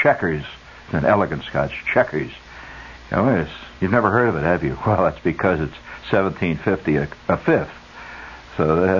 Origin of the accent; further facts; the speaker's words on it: Indiana, United States; I come from Indiana.